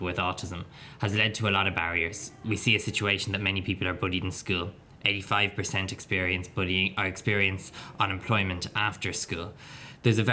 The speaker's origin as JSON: {"language": "English", "region": "County Wicklow", "country": "Ireland", "said": "I'm 24, I'm from County Wicklow, and I'm an autistic man."}